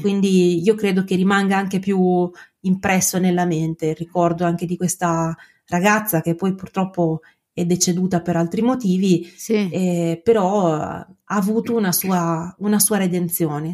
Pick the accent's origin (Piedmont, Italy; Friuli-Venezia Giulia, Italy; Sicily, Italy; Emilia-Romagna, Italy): Emilia-Romagna, Italy; Bologna; accent: Emilian-Romagnol; sono un avvocato, sono di Bologna